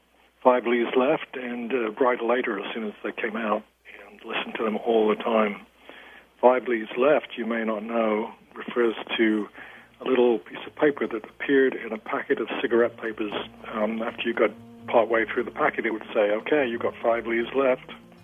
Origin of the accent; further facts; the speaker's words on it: England, United Kingdom; I'm English.